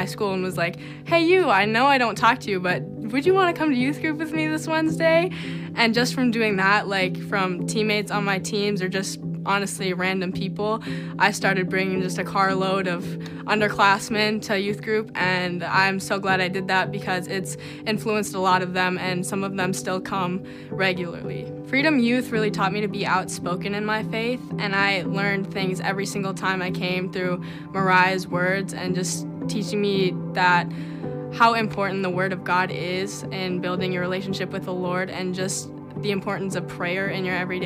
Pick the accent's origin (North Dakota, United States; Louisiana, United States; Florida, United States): North Dakota, United States; Larimore; I'm from Larimore, North Dakota, and I now attend Mabel State University